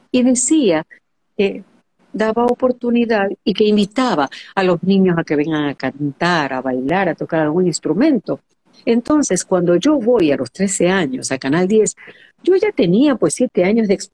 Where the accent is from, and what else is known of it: Guayaquil, Guayas, Ecuador; born or raised there